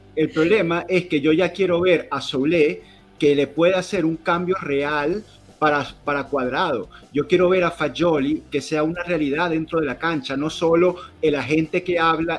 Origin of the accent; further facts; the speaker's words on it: Venezuela; nosotros venimos de Venezuela